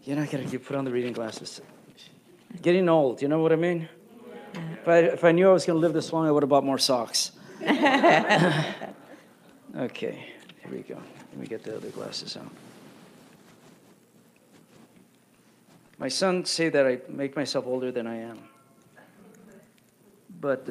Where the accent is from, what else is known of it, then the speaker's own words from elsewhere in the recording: Los Angeles, California, United States; growing up in East Los Angeles, it was always music